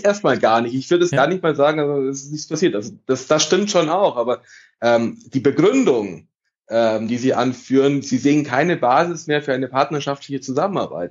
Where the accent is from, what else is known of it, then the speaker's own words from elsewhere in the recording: Italy; now in Munich, Germany; ich bin Italiener